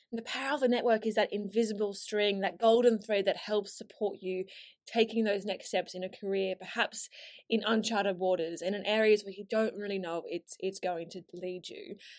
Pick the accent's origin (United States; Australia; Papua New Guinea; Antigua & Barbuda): Australia; moved away as an adult; now in London, United Kingdom; my accent isn't actually from here originally, and I moved from Australia to London on a one-way ticket, uh, six years ago now